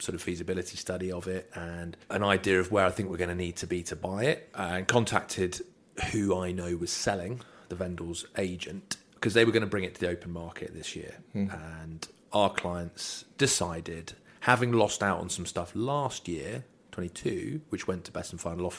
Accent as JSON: {"language": "English", "area": "just outside Aldborough, Norfolk", "region": "East of England", "country": "United Kingdom", "tie": "born or raised there", "moved": "yes", "said": "I grew up just outside Aldborough, so I used to play a bit of rugby for Holt"}